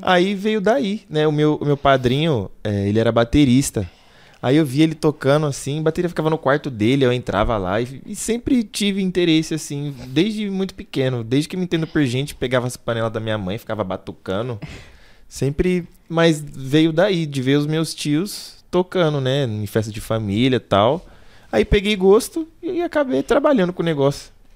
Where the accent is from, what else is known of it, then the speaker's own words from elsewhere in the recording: São Paulo, Brazil; also born or lived in Taboão da Serra; eu sou de daqui de São Paulo mesmo